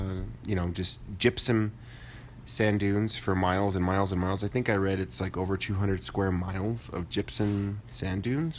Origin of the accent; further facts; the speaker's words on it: northern New Mexico, United States; growing up in New Mexico. I'm a northern New Mexico type of person, you know, Santa Fe, Española, Chama, Taos, Albuquerque, all that good stuff.